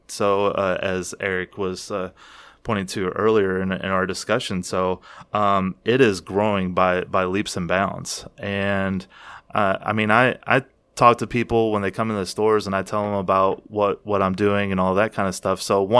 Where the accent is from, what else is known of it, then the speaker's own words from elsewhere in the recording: Kentucky, United States; accent: Kentucky; with my Kentucky accent